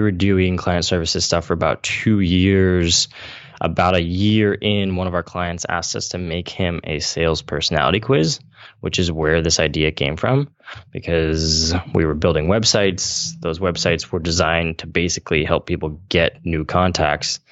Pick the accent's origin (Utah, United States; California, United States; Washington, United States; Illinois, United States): California, United States; Central Valley; I come from the Central Valley in California, which is farm country